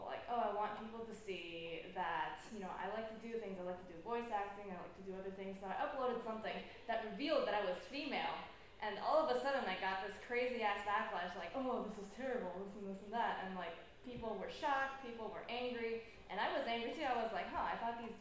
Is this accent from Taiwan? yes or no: yes; Taipei, Taiwan; moved away; I grew up in Taipei